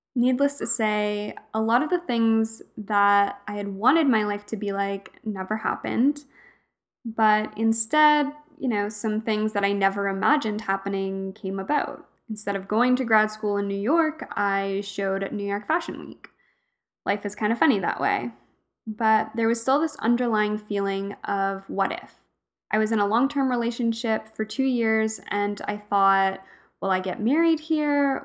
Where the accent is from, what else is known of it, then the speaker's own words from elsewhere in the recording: Alberta, Canada; moved away as an adult; also born or lived in Fredericton, New Brunswick; I grew up in Alberta, and I moved out east at eighteen years old to start university